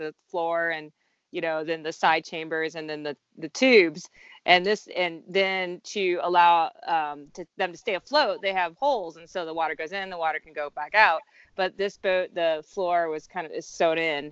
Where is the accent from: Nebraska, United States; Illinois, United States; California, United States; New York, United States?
Nebraska, United States; moved away as an adult; now in Colorado, United States; I'm actually from Nebraska. I'm not a native Coloradan